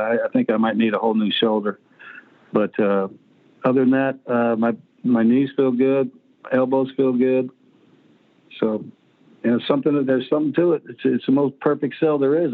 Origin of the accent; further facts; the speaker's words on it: California, United States; moved away; I grew up in California